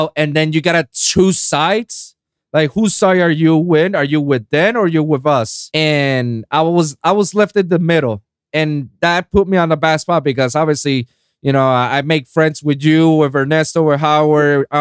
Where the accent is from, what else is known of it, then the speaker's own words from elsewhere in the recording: Puerto Rico; now in Miami, United States; doing festival stages in my hometown of Puerto Rico